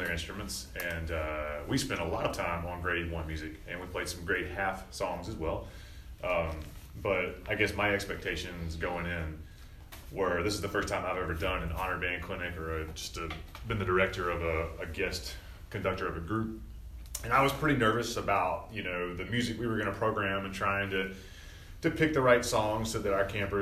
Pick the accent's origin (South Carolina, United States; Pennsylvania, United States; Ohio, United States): South Carolina, United States; North Augusta; I'm from North Augusta, South Carolina. So I went to Paul Knox Middle School and North Augusta High School